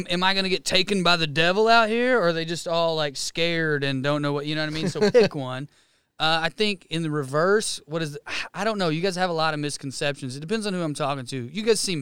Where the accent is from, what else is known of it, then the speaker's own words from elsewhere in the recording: East Tennessee, United States; now in Los Angeles, United States; East Tennessee is where I'm from, like Appalachia